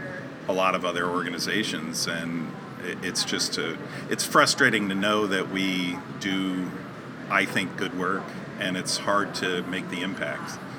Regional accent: Connecticut, United States; I was born in Connecticut

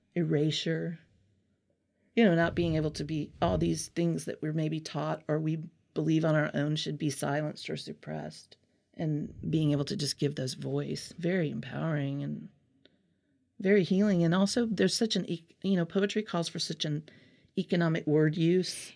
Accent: Alabama, United States; accent: Southern; I'm from Alabama originally for many generations

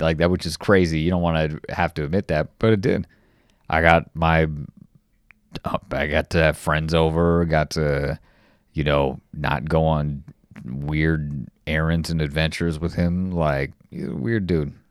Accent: Los Angeles, California, United States; moved away; I'm from Los Angeles, in the valley, San Fernando Valley

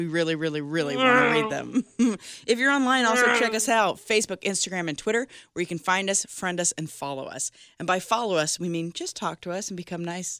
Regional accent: Texas, United States; I'm a Texan myself, just FYI. I fucking love Texas.

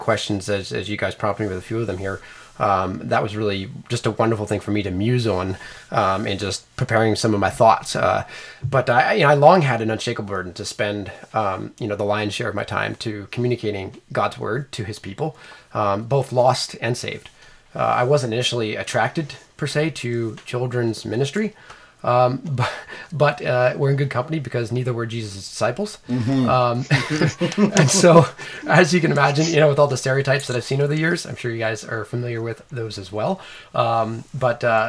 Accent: Maryland, United States; here in Maryland, which actually is my home state

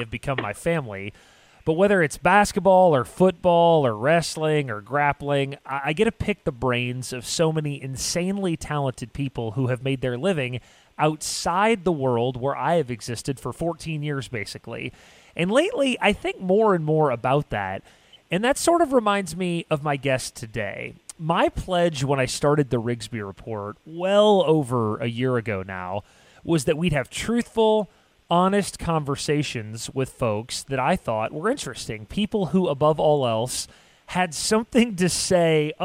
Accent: Illinois, United States; an Illinois kid like me

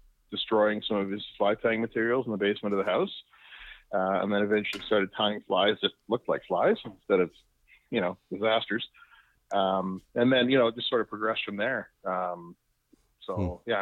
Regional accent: Victoria, British Columbia, Canada; moved away as an adult; now in Prince George, Canada; I grew up in Victoria

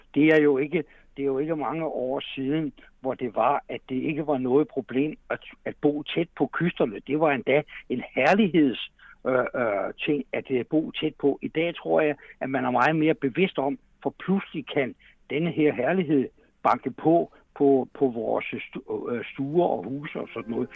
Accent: Denmark; der har vi altså grund til som danskere at være super stolte

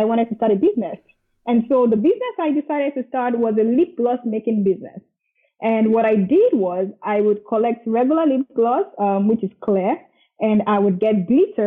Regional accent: Nigeria; moved away as an adult; also born or lived in Dublin, Ireland / Scotland; now in Canada; I was born in Nigeria. Nigeria is in Africa. I was here all the way to high school, and then I moved to Dublin, Ireland for my first degree.

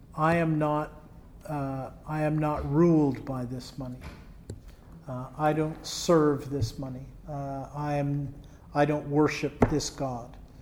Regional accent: Canada; it's nice being a Canadian some days

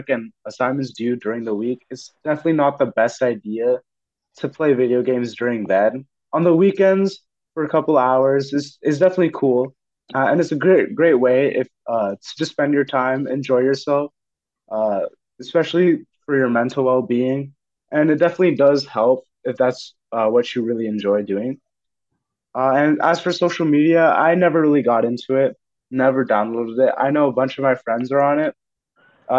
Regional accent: Fremont, California, United States; I come from Fremont, California, and went to Mission San Jose High School

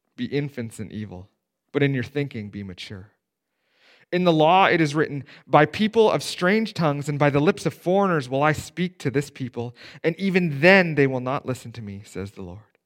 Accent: Steinbach, Manitoba, Canada; I grew up in Steinbach, right? There's not a more conservative town to grow up in in Canada

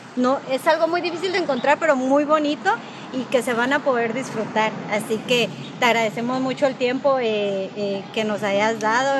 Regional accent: Guatemala; now in Los Angeles, United States; somos chapinas nosotros también

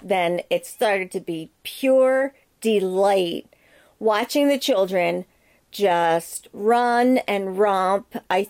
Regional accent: Philadelphia, Pennsylvania, United States; Hey, I'm from Philly. I talk with my fists.

